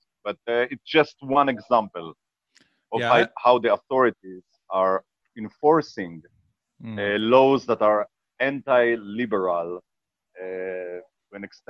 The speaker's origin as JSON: {"language": "English", "country": "Israel", "said": "we come from a small geographic area. We come from Israel, which is isolated in the Middle East, surrounded by let's say a lot of countries that we don't have diplomatic relations"}